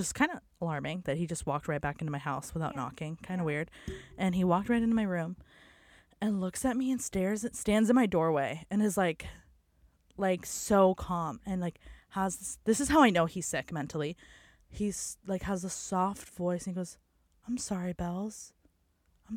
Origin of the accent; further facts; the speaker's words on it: San Diego, California, United States; I was born on Zion Street in sunny San Diego in 1997.